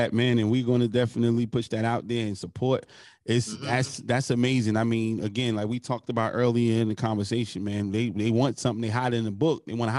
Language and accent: English; New Jersey, United States; also born or lived in South Carolina; I left South Carolina. I came from Jersey, went to college, became a felon. You know, I was always hustling as a kid, got finally caught up to me, became a felon, moved to Maryland.